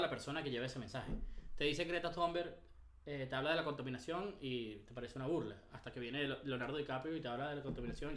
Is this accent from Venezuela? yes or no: yes; Venezuela; Nosotros como venezolanos